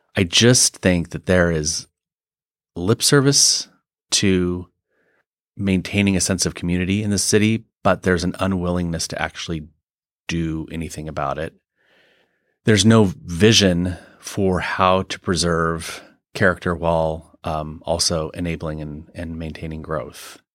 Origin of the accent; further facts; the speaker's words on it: eastern Washington, United States; also born or lived in London, United Kingdom / Norway; now in Seattle, United States; was raised in eastern Washington